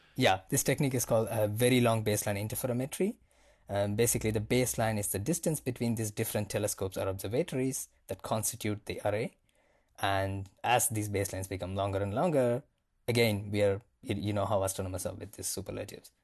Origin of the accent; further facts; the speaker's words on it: India; moved away as an adult; also born or lived in Cape Town, South Africa; now in Johannesburg, South Africa; I am originally from India.